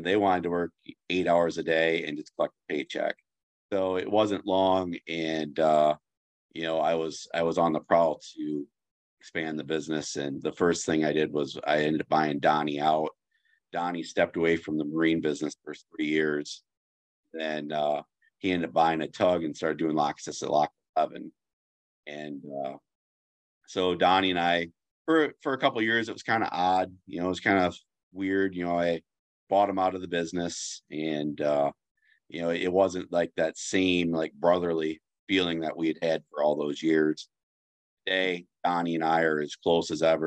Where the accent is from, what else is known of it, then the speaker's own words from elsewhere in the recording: Bellevue, Iowa, United States; also born or lived in Dubuque, Iowa; I grew up in Bellevue, 24 miles south of Dubuque.